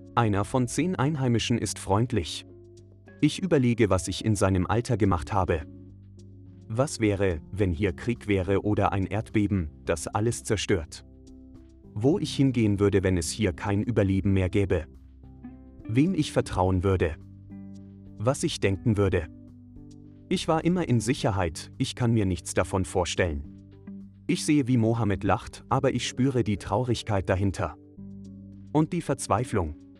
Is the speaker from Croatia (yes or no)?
no; Austria; als Österreicherin